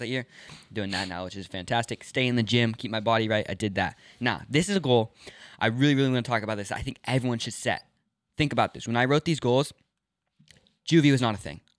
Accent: Los Angeles, California, United States; also born or lived in New York; I grew up in Los Angeles, moved around, lived in New York for a few months, back to Los Angeles, back up to Northern California

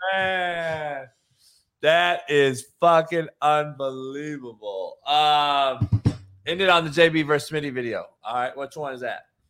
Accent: northern Illinois, United States; accent: Chicago; moved away as an adult; now in Florida, United States; I'm from like northern Illinois, like an hour outside of Chicago

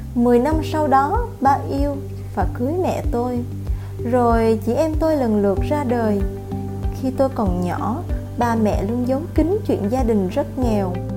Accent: Thai Nguyen, Vietnam; Mình sinh ra và lớn lên ở thành phố Thái Nguyên

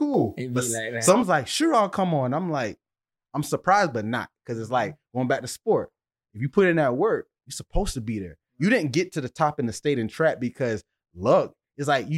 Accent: Deerfield Beach, Florida, United States; we two kids from Deerfield

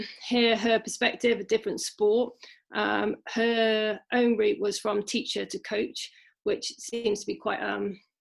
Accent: Shropshire, West Midlands, United Kingdom; I'm from Shropshire

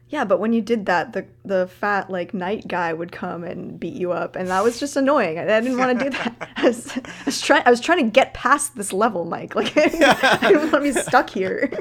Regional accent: Canada; as a Canadian

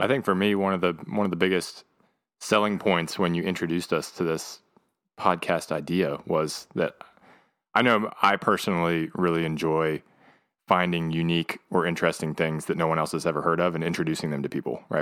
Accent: Pennsylvania, United States; moved away as an adult; now in Raleigh, United States; I'm from Pennsylvania originally. Came down to North Carolina

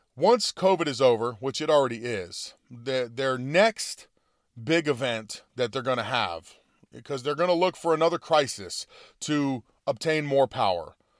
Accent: United States; I like being an American. Uh, you know, I am from, you know, I'm Italian descent

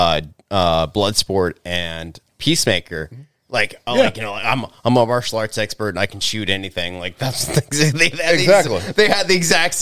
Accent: United States; even as an American

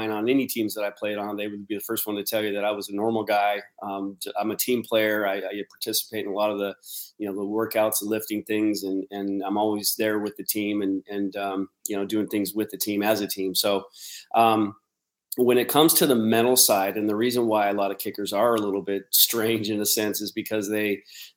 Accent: Spokane, Washington, United States; my hometown of Spokane

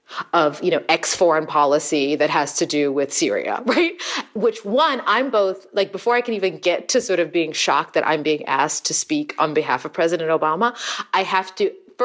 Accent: Los Angeles, California, United States; because I'm urban, I'm from Los Angeles, I'm also, if they talk to me long enough, they figure out I'm an actor, I'm American.

